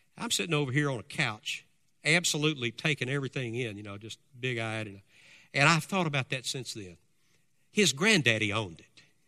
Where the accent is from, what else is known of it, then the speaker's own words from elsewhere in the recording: United States; we as Americans